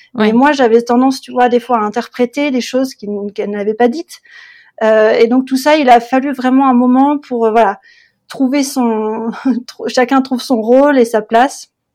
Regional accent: Le Mans, Pays de la Loire, France; moved away as an adult; also born or lived in Berlin, Germany; now in Potsdam, Germany; moi, je suis originaire de, du Mans, la ville du Mans en France, et je vis en Allemagne maintenant depuis plus d'une dizaine d'années.

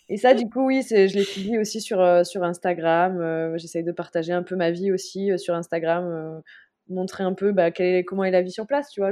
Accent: southern France, France; moved away as an adult; also born or lived in Senegal; now in Mauritius; moi aussi, étant du Sud

